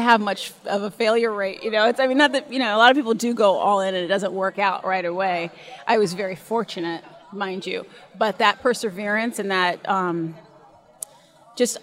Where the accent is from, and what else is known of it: Santa Monica, California, United States; born or raised there; also born or lived in Hollywood, California